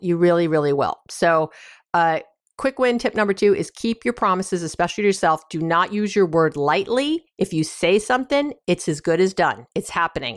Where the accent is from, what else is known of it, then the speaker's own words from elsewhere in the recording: New York, United States; I'm from New York